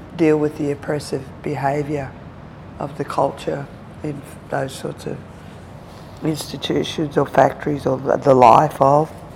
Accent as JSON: {"language": "English", "town": "Melbourne", "region": "Victoria", "country": "Australia", "tie": "born or raised there", "also_born_or_lived": "Mooroopna", "said": "I'm born in Melbourne, grew up in and around Melbourne"}